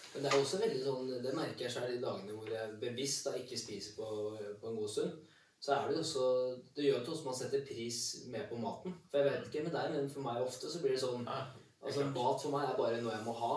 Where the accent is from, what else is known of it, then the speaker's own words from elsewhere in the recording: Kongsvinger, Innlandet, Norway; jeg er fra Kongsvinger. Ja. Jeg er bygdegutt